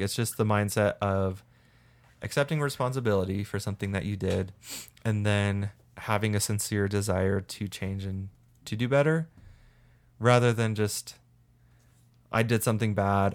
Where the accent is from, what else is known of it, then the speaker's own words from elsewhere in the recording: St. George, Utah, United States; I grew up in Saint George, which has a lot of cockroaches